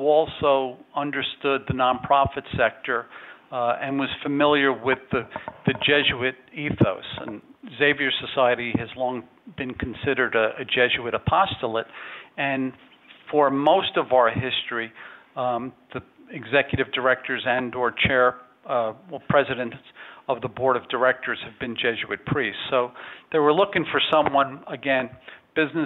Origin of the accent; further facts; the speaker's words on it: New York City, New York, United States; moved away as an adult; also born or lived in Dallas, Texas; I was born and raised here in New York City